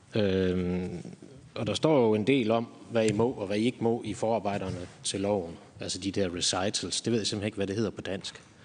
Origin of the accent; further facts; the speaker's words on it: Germany; now in Denmark; jeg er tysker, så jeg søger en del på tyske øh, sider